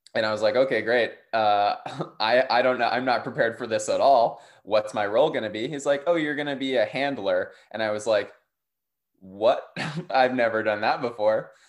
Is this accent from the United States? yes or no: yes; Durham, North Carolina, United States; I grew up in Durham, North Carolina